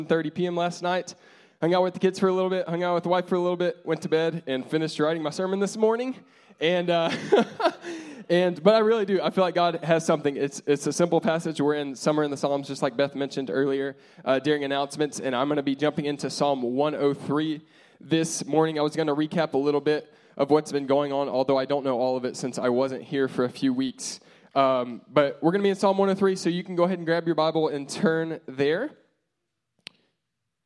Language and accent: English; United States; we're American